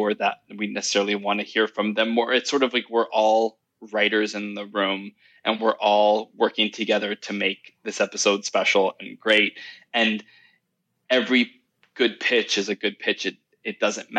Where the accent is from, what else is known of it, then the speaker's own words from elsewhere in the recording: Quebec, Canada; moved away as an adult; now in Los Angeles, United States; And then I'm also from Quebec.